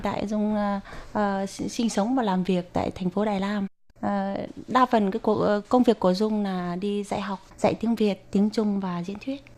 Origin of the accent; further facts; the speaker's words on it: Vietnam; first language Vietnamese; now in Taiwan; em đã mang tiếng quê hương mình để truyền bá ở một nơi xa xôi